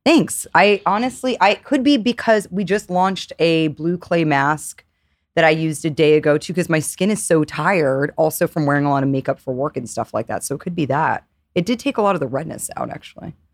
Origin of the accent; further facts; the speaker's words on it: New York, United States; I grew up in New York